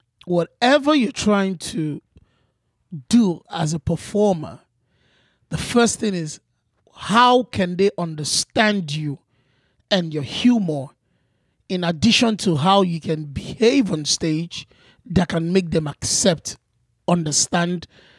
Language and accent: English; Nigeria; But these are the same materials that I've grown up with as an African, as a Nigerian.